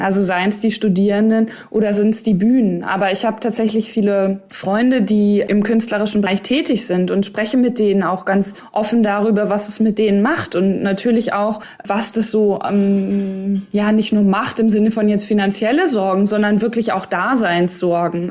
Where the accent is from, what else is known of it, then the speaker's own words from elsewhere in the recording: Ostwestfalen-Lippe, North Rhine-Westphalia, Germany; also born or lived in Cologne; Ich komme ja aus Ostwestfalen, Lippe, also OWL.